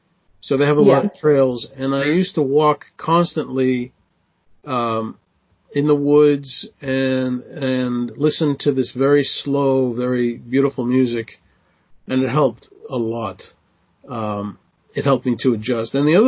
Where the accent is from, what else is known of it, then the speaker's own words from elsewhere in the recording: Israel; moved away; So I came from Israel, and, you know, in Israel in the winter, it doesn't get below 20, you know, in the winter.